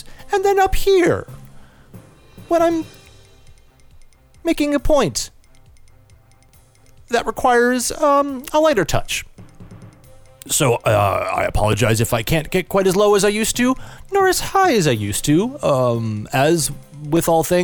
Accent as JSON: {"language": "English", "country": "United States", "tie": "born or raised there", "said": "I'm an American and, gosh, feel that because I've been born and raised here"}